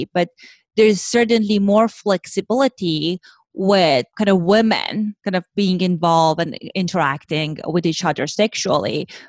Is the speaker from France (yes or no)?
no; Iran; moved away; I grew up in Iran, in Middle East.